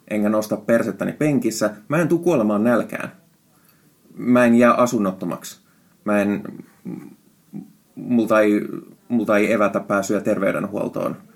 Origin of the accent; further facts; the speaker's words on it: Finland; first language Finnish; Siis suomi on mun äidinkieli, mutta, mutta mä oon käyttänyt niin paljon englantia viime aikoina